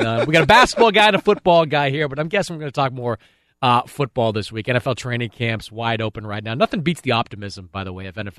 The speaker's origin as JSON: {"language": "English", "town": "Boston", "region": "Massachusetts", "country": "United States", "tie": "born or raised there", "said": "I'm from Boston, and I have grown up effectively over the last 20 years with the Patriots"}